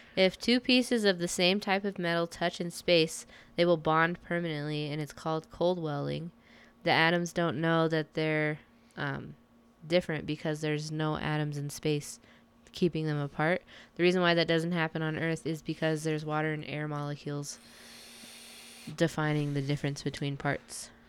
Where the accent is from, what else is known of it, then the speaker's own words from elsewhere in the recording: United States; I'm American as fuck